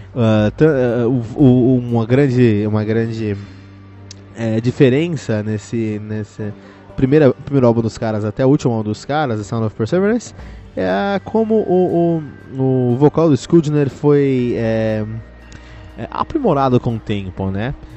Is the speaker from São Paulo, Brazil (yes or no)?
yes; Cotia, São Paulo, Brazil; Eu, eu que cresci em Cotia, ali tínhamos um, um, bar chamado Incinerator